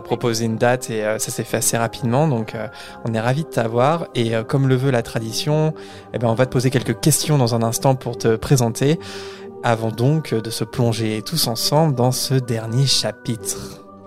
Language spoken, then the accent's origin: French; France; en tant que Français